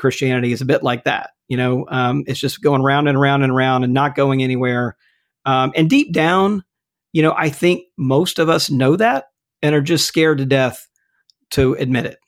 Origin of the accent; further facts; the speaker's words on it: Mississippi, United States; moved away; my home state of Mississippi